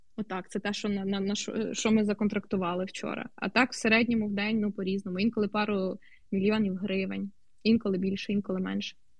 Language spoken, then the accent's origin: Ukrainian; Bar, Vinnytsia Oblast, Ukraine; moved away; мого рідного містечка Бара